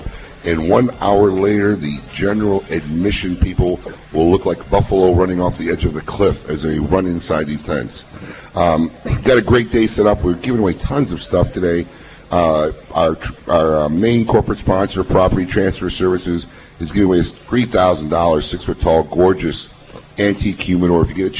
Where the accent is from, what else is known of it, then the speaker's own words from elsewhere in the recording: Chicago, Illinois, United States; You know, I grew up in Chicago, so I actually grew up going in her store.